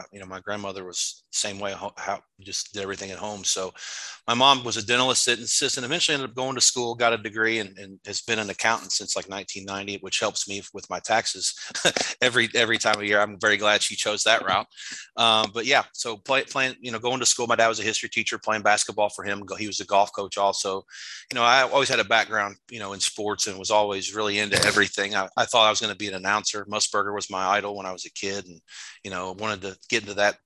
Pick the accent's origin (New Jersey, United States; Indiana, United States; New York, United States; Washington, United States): Indiana, United States; Jeffersonville; moved away as an adult; also born or lived in Costa Rica; I got a job as a sports editor back my hometown newspaper in Jeffersonville, Indiana, right across the river from Louisville.